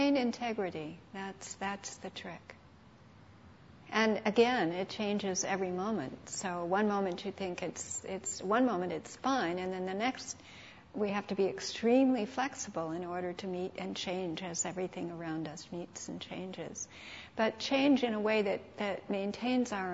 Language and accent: English; St. Louis, Missouri, United States; I was raised in St. Louis